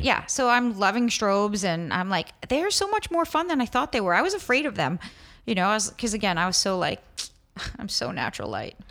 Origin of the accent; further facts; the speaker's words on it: New York, United States; growing up in New York